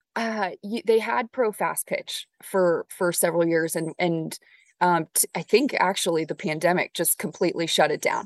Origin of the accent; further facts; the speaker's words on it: Orange County, Southern California, United States; moved away; when I was growing up in Southern California, in Orange County